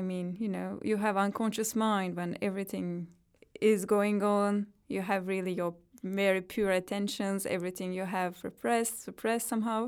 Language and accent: English; Turkey; English is a second language; moved away as an adult; now in London, United Kingdom; I grew up in Turkey, so every experience that I had there is really rooted in my own spirit.